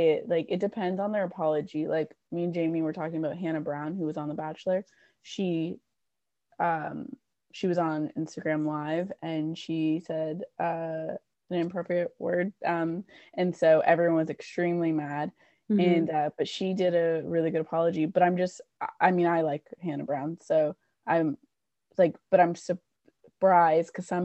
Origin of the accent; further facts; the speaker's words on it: Canada; I'm Canadian